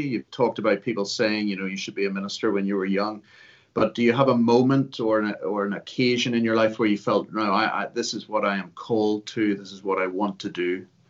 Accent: Ulster, Northern Ireland, United Kingdom; also born or lived in Liverpool; I count myself an Ulsterman, I was born in Liverpool.

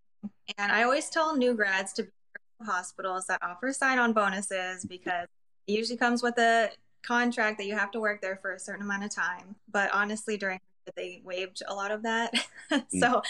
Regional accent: Albuquerque, New Mexico, United States; also born or lived in China; So I actually grew up in Albuquerque, New Mexico, and I was actually adopted from China, and my mom went to China to get me, and then she raised me in New Mexico.

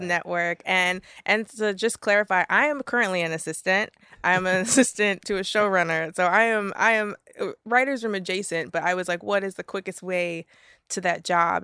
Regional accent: Miami, Florida, United States; moved away; also born or lived in Jamaica (ancestry); I'm from Miami

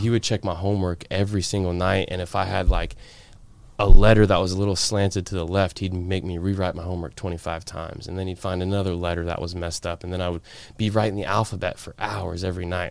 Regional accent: Florida, United States; also born or lived in Washington State; I moved here when I was, like, eight, nine years old

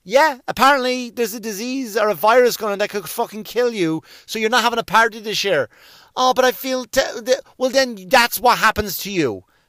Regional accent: United States; as an American

